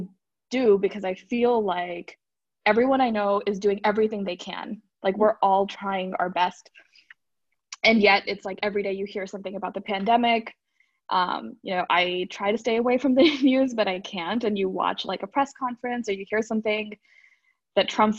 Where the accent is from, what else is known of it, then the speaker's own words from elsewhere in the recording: Bay Area, California, United States; also born or lived in Hyderabad, India; I am born and raised in the Bay Area, but I ended up moving with my family to Hyderabad, India, for 4 years when I was in high school, and then moved back for college